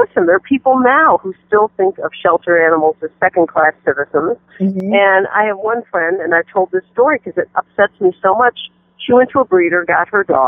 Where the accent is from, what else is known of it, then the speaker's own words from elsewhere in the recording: Detroit, Michigan, United States; I grew up in Detroit, Michigan